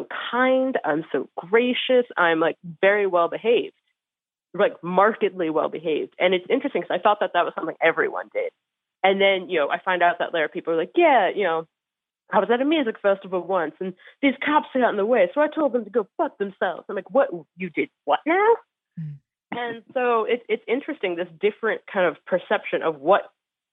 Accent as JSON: {"language": "English", "town": "Cincinnati", "region": "Ohio", "country": "United States", "tie": "born or raised there", "said": "I grew up in Cincinnati"}